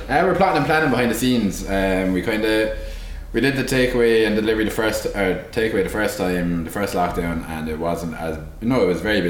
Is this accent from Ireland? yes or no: yes; Clonmel, Munster, Ireland; And I always loved Clonmel. And I suppose, like, seeing all my friends going off travelling and stuff like that, I kind of decided I was going to plant my roots here a little earlier.